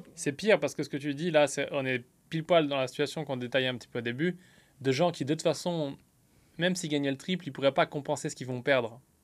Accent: France; now in United States; je vis aux États-Unis mais je suis français

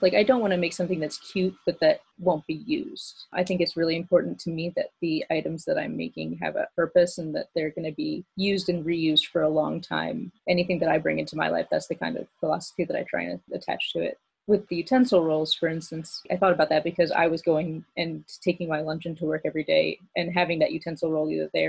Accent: Maryland, United States; also born or lived in Phoenix; I moved around when I was a kid. Like I said, my parents were Air Force, so I was born in Phoenix. And then we moved to Europe for a couple of years, and then we moved to Maryland. So Maryland is like mostly where I'm from.

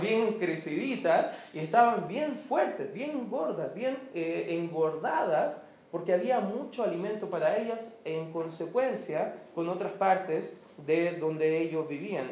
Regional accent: Chile; como se dice en buen chileno

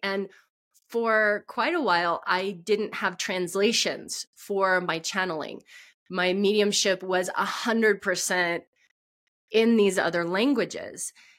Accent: Texas, United States; because I grew up in Texas, so I knew about Pentecostal churches, and I knew that there was a thing called speaking in tongues.

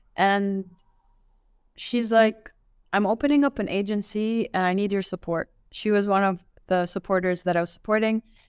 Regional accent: Laval, Quebec, Canada; also born or lived in Riyadh, Saudi Arabia; now in Dubai, United Arab Emirates; I was, I was raised, uh, raised and born in one, in, uh, Laval

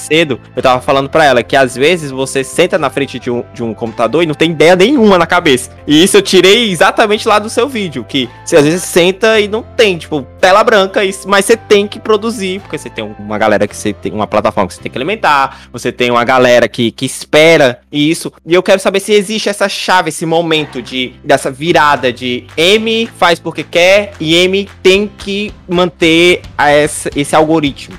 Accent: Fortaleza, Ceará, Brazil; a gente é de Fortaleza

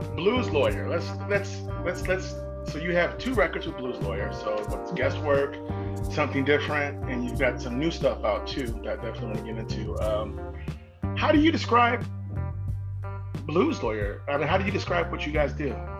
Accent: Midwest, United States; now in Bay Area, California, United States; I'm from the Midwest too.

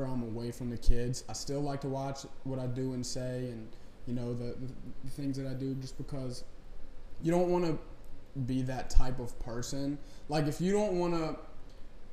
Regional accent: Folsom, Louisiana, United States; So I'm from Folsom, which is north of Covington, out in the woods

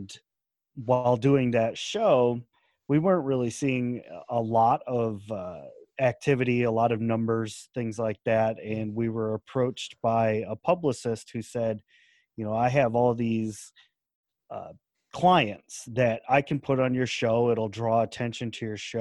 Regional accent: United States; accent: American; my American accent

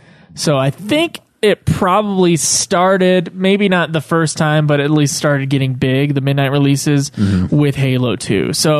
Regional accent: Provo, Utah, United States; Provo, which is where we're all from, except for Caleb.

